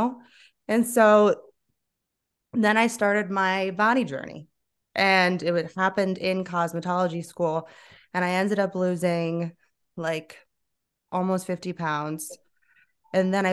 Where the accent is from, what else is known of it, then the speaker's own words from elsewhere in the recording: South Florida, United States; moved away as an adult; now in Asheville, United States; growing up in South Florida